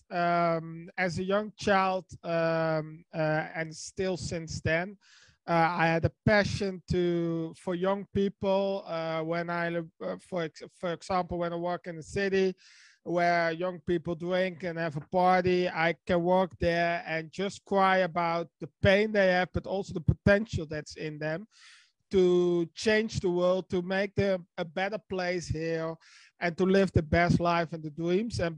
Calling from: Netherlands; English is a second language; from the Netherlands

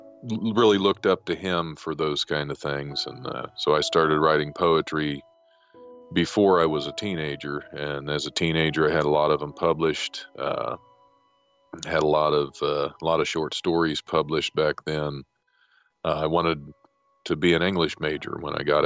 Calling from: Dayton, Ohio, United States; I'm calling from Dayton, Ohio. I'm a stand-up comic here locally

